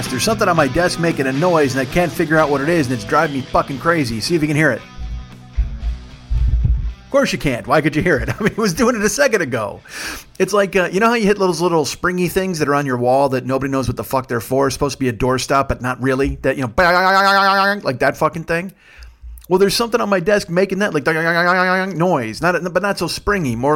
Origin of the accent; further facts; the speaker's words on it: Kitchener, Ontario, Canada; But I'm still Canadian. I, I, I left my heart in Kitchener, Ontario.